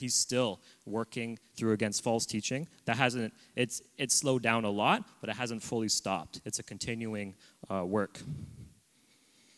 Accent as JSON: {"language": "English", "town": "Oshawa", "region": "Ontario", "country": "Canada", "tie": "born or raised there", "moved": "as an adult", "lives_now": "Abbotsford, Canada", "said": "I'm originally from Ontario. I was born in Oshawa, which is an hour east of Toronto. I've grown up in a loving home of a Christian family"}